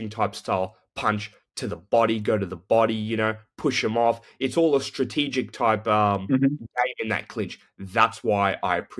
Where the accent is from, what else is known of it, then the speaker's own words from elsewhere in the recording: Australia; I'm Australian